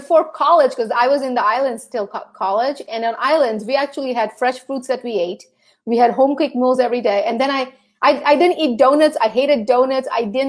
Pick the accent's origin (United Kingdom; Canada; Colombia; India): India; born there; I was born in India.